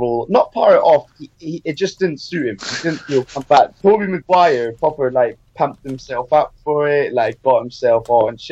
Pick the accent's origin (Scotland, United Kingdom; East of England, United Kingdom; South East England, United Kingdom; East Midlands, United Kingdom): Scotland, United Kingdom; Inverness; I'm Scottish, and I'm from Scotland, and I was born in Inverness, here.